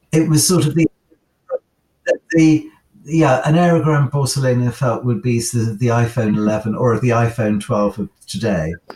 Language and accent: English; United Kingdom; as a Brit